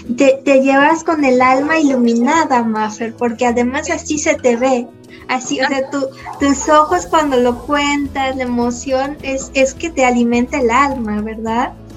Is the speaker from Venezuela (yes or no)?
no; Mexico; en México estamos en pañales